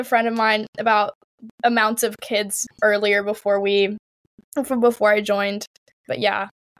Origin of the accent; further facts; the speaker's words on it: San Juan, Puerto Rico; now in Haverford, United States; So I'm from San Juan, Puerto Rico, and then right now I'm in Haverford, Pennsylvania.